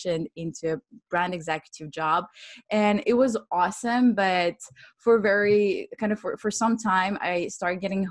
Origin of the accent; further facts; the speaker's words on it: Switzerland; also born or lived in Ukraine; now in London, United Kingdom; So I'm Ukrainian. I was born in Ukraine and I grew up in Switzerland, and now I'm based in London.